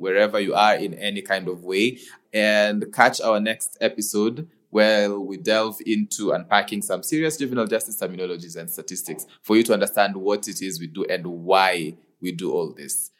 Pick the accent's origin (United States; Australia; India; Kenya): Kenya; I being a Kenyan